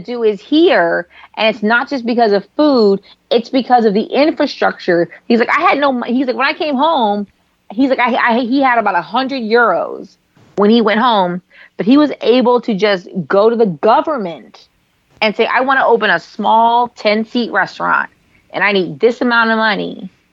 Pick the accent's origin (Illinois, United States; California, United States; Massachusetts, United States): California, United States; San Francisco; now in Los Angeles, United States; I'm from San Francisco